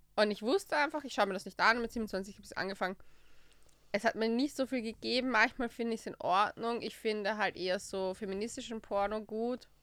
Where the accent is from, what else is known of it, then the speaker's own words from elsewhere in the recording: Austria; bei uns in Österreich